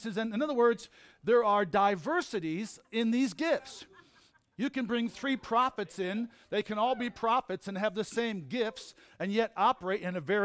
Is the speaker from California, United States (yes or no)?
no; Red Creek, New York, United States; I grew up in Red Creek, New York on Jenkins Road